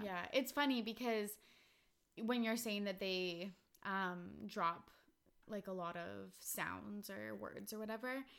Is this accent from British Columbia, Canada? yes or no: yes; Vancouver, British Columbia, Canada; where are you from? I'm like, oh, Vancouver.